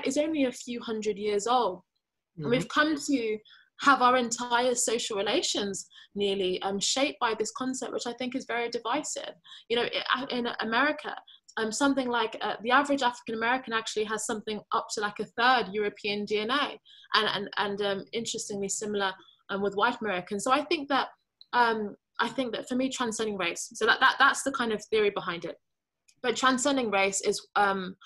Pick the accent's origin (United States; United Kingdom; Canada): United Kingdom; I identify largely as British. You know, I don't actually have Nigerian nationality. I wasn't born there. I don't speak the language, but I still recognize that that tradition within my heritage. So generally I say I'm British Nigerian